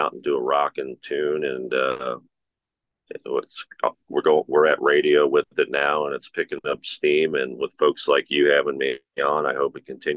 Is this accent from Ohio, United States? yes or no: yes; Cincinnati, Ohio, United States; my hometown show because I'm from Cincinnati